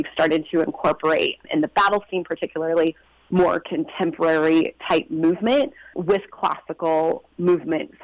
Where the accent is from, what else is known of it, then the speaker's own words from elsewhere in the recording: Inland Empire, California, United States; moved away as an adult; also born or lived in London, United Kingdom; I was born and raised right here in the Inland Empire